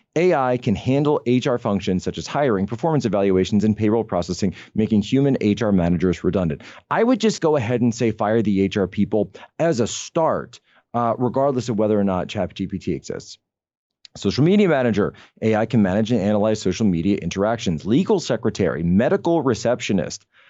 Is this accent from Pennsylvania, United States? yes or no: yes; Pennsylvania, United States; my home state of Pennsylvania.